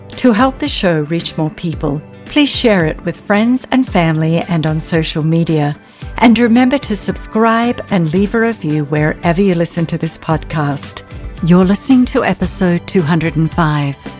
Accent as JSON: {"language": "English", "country": "Australia", "tie": "born or raised there", "also_born_or_lived": "England", "moved": "as an adult", "lives_now": "United States", "said": "growing up in Australia, I was the youngest of four"}